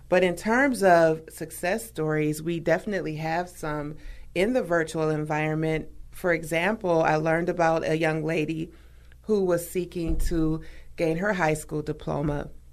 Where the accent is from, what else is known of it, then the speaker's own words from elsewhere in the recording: Milwaukee, Wisconsin, United States; I'm a native of Milwaukee. So, Wisconsin and Milwaukee is my home state, hometown